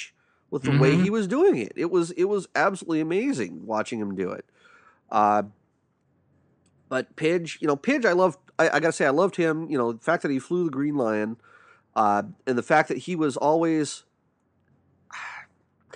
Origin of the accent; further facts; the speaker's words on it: Santee, California, United States; KCBQ Radio in Santee, my hometown